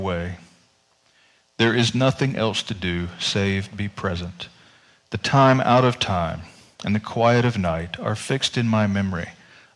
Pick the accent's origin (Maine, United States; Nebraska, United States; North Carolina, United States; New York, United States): North Carolina, United States; moved away; I grew up in North Carolina